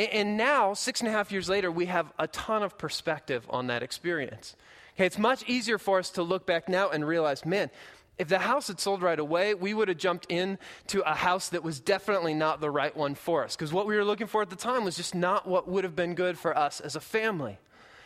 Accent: Midwest, United States; moved away as an adult; we're from the Midwest, so we know what corn looks like.

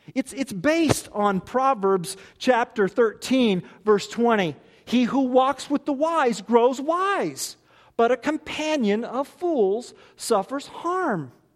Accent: United States; I'm American. Cut me, I bleed America. My family has been in this country over two hundred years

